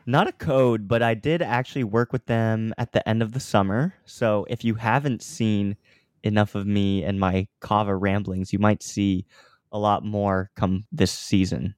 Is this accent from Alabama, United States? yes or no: no; Overland Park, Kansas, United States; moved away as an adult; also born or lived in Los Angeles, United States; now in New York, United States; I was originally born and raised in Kansas